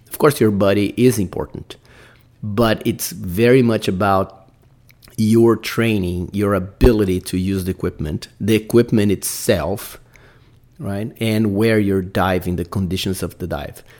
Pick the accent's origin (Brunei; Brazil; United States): Brazil; English is a second language; I'm Brazilian, guys. I got to put up my accent